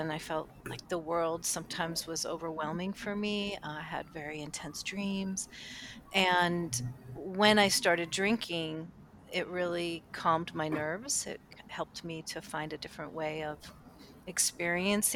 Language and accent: English; Cleveland, Ohio, United States; I grew up in Cleveland, Ohio at the time